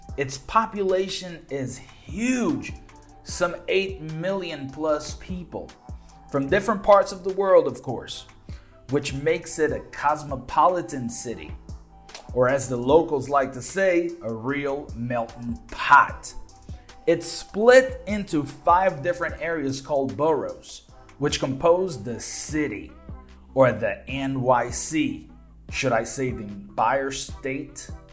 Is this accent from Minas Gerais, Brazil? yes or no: yes; Belo Horizonte, Minas Gerais, Brazil; English is a second language; I'm from Belo Horizonte, right? We have only one subway line.